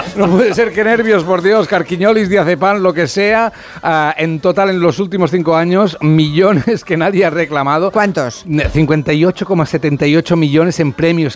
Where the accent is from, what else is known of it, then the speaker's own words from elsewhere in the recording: Catalonia, Spain; soy catalán